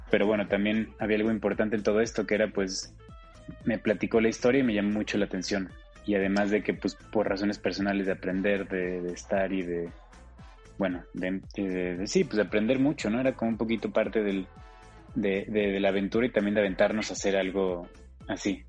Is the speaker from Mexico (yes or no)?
yes; Mexico; somos un país muy complejo